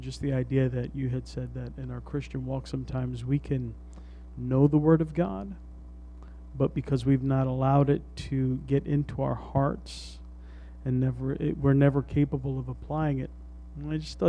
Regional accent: New York City, New York, United States; we're from the Bronx

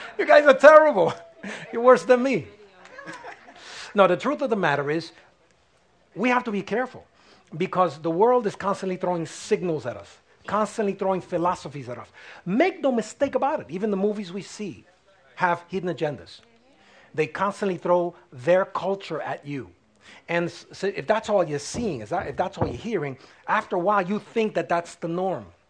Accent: United States; I'm American, but I'm first a child of God

